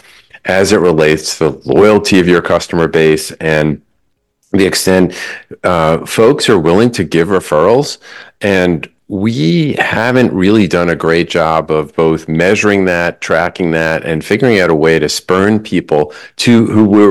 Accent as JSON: {"language": "English", "region": "Delaware", "country": "United States", "said": "here on the east coast of the US, and I'm from Delaware."}